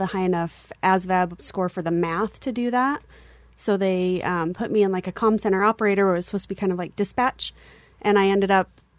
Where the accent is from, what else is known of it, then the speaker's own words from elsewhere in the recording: Salt Lake City, Utah, United States; I am actually born and raised in Utah